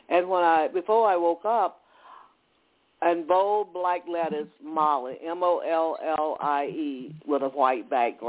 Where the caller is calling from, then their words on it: Atlanta, Georgia, United States; I'm calling from Atlanta, Georgia.